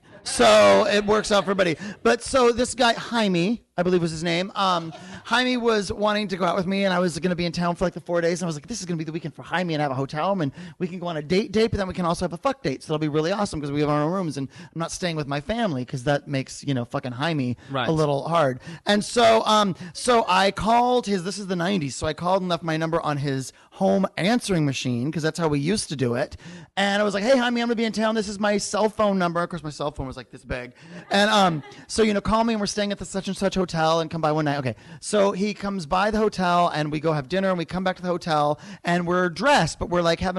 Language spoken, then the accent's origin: English; Phoenix, Arizona, United States; moved away; Phoenix is my hometown.